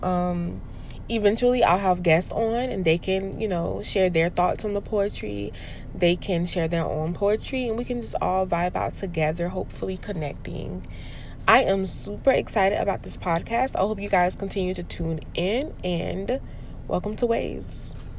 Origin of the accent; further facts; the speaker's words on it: Spartanburg County, South Carolina, United States; now in Charleston County, United States; I am originally from Spartanburg County. I am currently a teacher in Charleston County